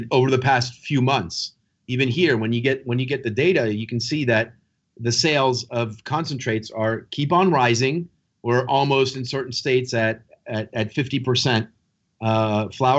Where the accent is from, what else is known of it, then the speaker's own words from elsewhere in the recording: France; moved away; France, my home country